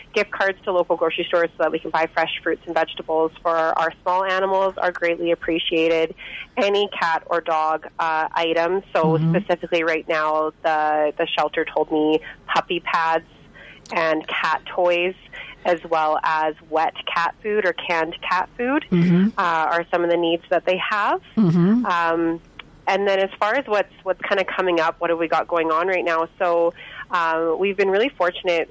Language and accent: English; Quesnel, British Columbia, Canada; I'm from Quinnell